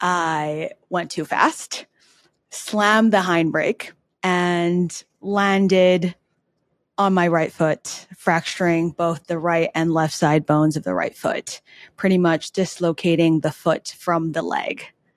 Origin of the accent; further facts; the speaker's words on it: New York, United States; now in Los Angeles, United States; And noted too, in LA, I, as a New Yorker, I didn't know how to drive